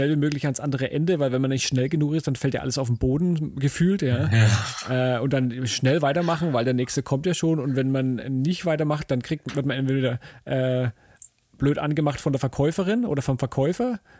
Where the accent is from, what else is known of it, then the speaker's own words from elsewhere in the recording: Germany; ich als Deutscher natürlich denke mir dann, hä, wieso wollt ihr das alle wissen?